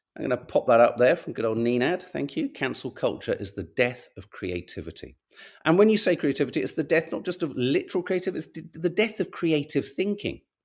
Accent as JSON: {"language": "English", "region": "London", "country": "United Kingdom", "said": "as a Londoner"}